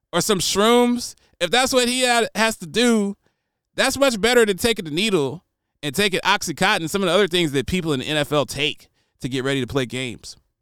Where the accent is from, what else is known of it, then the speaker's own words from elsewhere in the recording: United States; also born or lived in Nashville, Tennessee; It's my right as an American